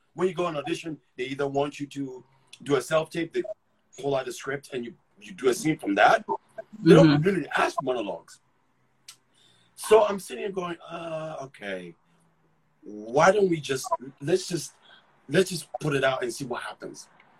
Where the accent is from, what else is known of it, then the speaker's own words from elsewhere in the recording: Ghana; accent: thick accent; moved away; also born or lived in England; when I got here, I had a thick accent. I mean, I lived in England and I born and raised in Ghana. So I had a really thick accent.